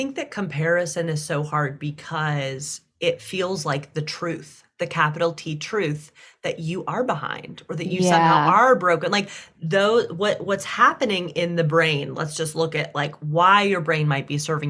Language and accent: English; the South, United States; I was raised in the South.